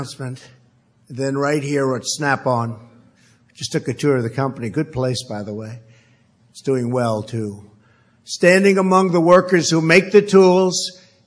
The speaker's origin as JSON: {"language": "English", "town": "New York City", "region": "New York", "country": "United States", "tie": "born or raised there", "said": "When I was growing up in Queens, we had vocational schools"}